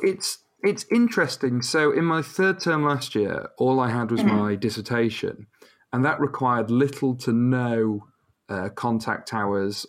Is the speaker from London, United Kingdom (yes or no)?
no; Rotherham, Yorkshire and the Humber, United Kingdom; now in York, United Kingdom; I'm from Rotherham, but I study in York